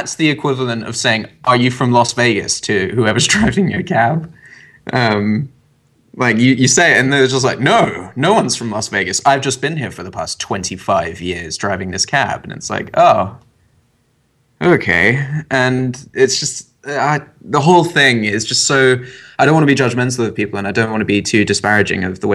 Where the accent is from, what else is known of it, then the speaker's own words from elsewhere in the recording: England, United Kingdom; I'm half American, so when I was growing up, I always had to come across to America for my summer holiday